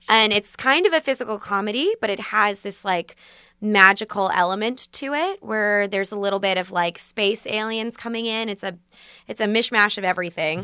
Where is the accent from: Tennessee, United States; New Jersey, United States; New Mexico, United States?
New Jersey, United States; Basking Ridge; now in New York, United States; I'm from Basking Ridge